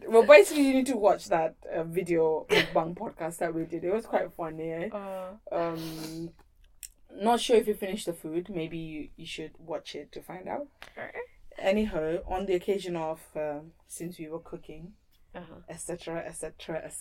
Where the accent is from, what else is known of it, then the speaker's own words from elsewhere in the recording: Kathmandu, Bagmati, Nepal; We were born and raised in Kathmandu